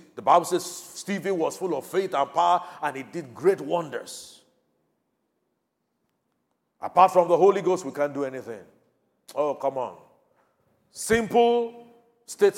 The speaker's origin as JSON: {"language": "English", "country": "Nigeria", "said": "Thank God I'm a Nigerian"}